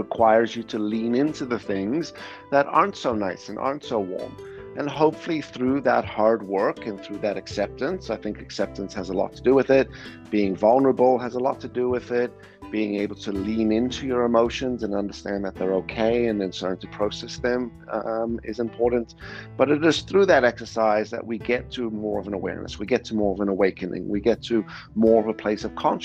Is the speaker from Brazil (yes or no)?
no; South Africa; moved away; also born or lived in Canada; I grew up in South Africa as well